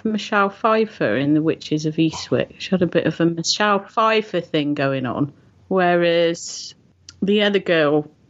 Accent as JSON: {"language": "English", "country": "United Kingdom", "said": "I'm British"}